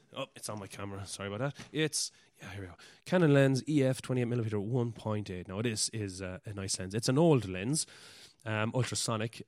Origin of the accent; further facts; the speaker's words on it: West Cork, Munster, Ireland; I'm from West Cork in Ireland